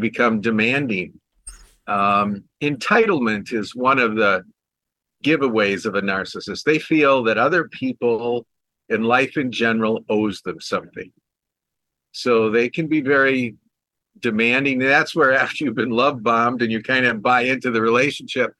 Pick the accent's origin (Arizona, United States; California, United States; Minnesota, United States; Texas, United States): Minnesota, United States; Minneapolis; I grew up in the Minneapolis area